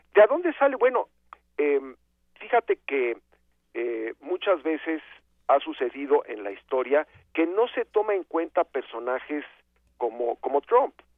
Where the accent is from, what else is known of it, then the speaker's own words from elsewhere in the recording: Mexico; como mexicanos